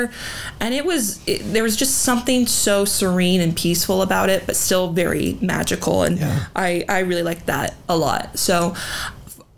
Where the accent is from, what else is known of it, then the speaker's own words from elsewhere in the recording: Coeur d'Alene, Idaho, United States; here in my hometown in Coeur d'Alene